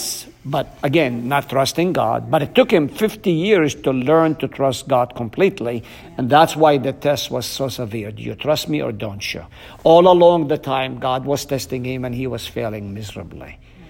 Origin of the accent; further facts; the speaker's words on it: Palestine; first language Arabic; English is a second language; I'm fluent. My mother tongue is Arabic.